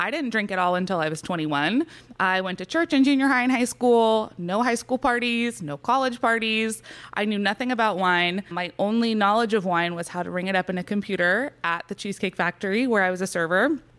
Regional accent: California, United States; Yes. So I was born and raised in California. My father is from France and all of his relatives before him.

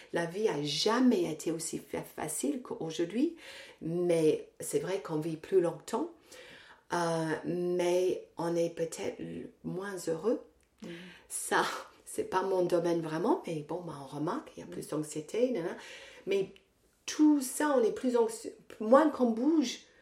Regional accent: England, United Kingdom; French is a second language; now in France; je suis anglaise, je vais souvent en Angleterre euh, je vais pas à Londres, je vais dans une petite ville euh, dans le nord

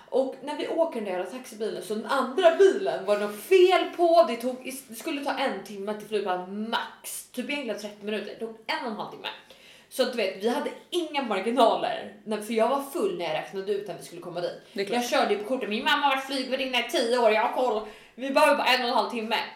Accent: Sweden; snygg svensk tjej

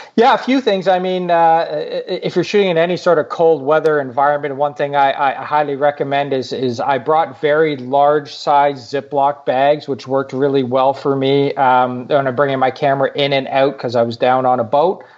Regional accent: Canada; I'm from Canada

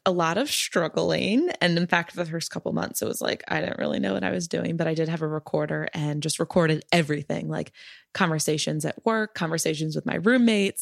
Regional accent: Maryland, United States; now in Brooklyn, United States; I'm from Maryland

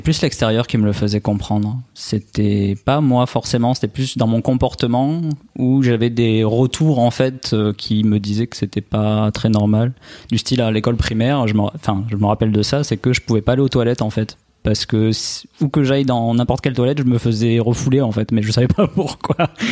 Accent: Albi, Occitania, France; accent: accent chantant; now in Nice, France; je suis originaire euh, d'Albi à la base, à côté de Toulouse

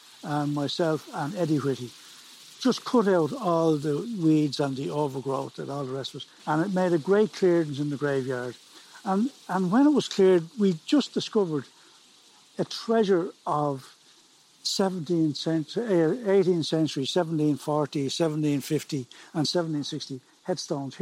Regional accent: Dublin, Leinster, Ireland; moved away as an adult; now in Preben, Ireland; I was born and raised in Dublin and worked in Dublin all my life

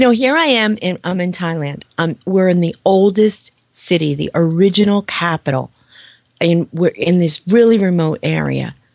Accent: New York, United States; I'm from New York

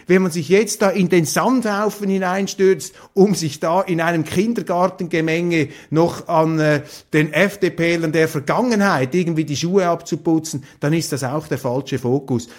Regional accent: Switzerland; wir als Schweizer

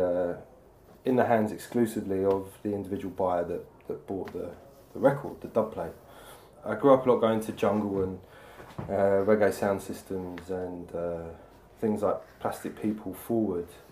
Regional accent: London, United Kingdom; I'm an artist from London

